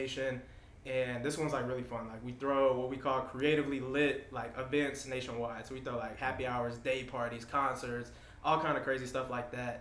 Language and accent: English; Denver, Colorado, United States; moved away as an adult; also born or lived in Atlanta, Georgia; I'm originally from Denver, Colorado